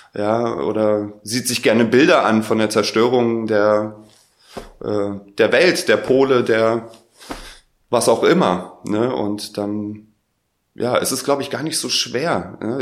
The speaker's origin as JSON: {"language": "German", "region": "Berlin", "country": "Germany", "said": "ich komme aus Berlin."}